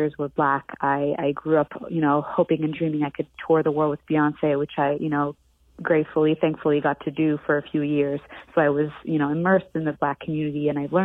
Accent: Montreal, Quebec, Canada; moved away; coming from Montreal

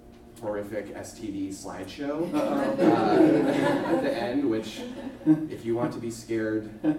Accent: Idaho, United States; I grew up in Idaho

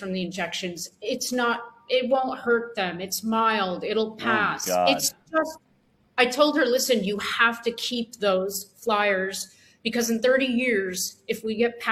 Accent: Canada; I'm Canadian and I have some connections with Canadian people and groups.

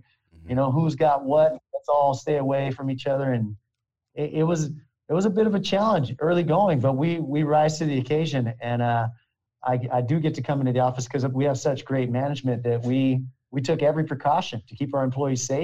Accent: Hollister, California, United States; I'm from a place called Hollister, California. So it's about an hour south of San Jose

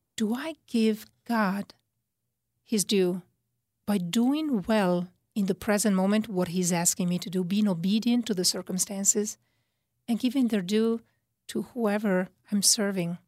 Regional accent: Italy; accent: Italian; moved away; my Italian accent.

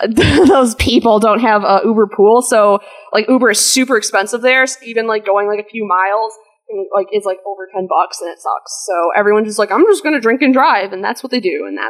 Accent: West Allis, Wisconsin, United States; moved away; I'm from Wisconsin originally. I'm from a place called West Dallas, Wisconsin.

